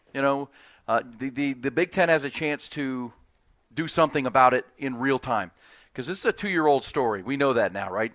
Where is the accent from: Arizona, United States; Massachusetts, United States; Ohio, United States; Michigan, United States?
Ohio, United States; I'm from Ohio.